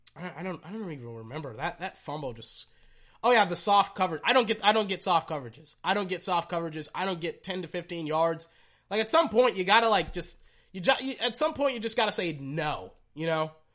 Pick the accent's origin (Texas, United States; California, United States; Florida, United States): Texas, United States; I'm from Texas